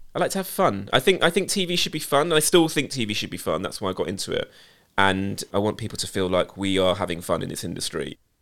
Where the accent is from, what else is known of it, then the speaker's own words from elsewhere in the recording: United Kingdom; as a British Asian who went to an pretty much predominantly, if not all, white school